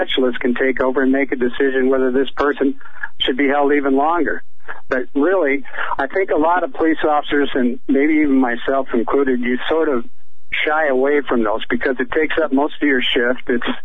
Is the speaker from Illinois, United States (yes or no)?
no; Michigan, United States; moved away as an adult; also born or lived in Los Angeles; I'm from Michigan